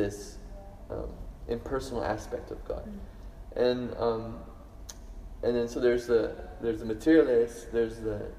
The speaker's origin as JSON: {"language": "English", "town": "Toronto", "region": "Ontario", "country": "Canada", "tie": "born or raised there", "moved": "yes", "lives_now": "Brisbane, Australia", "said": "I grew up in Toronto, Canada, where the culture is ice hockey and skiing and stuff"}